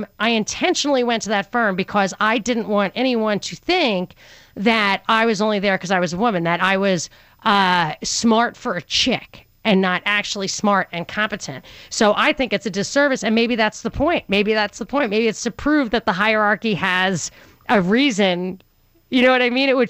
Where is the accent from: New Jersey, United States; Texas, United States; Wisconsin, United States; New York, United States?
New York, United States; growing up in New York